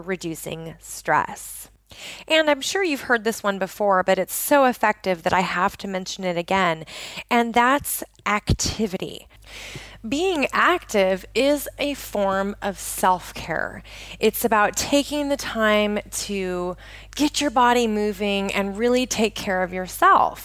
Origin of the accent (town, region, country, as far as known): just outside of Portland, Oregon, United States; born or raised there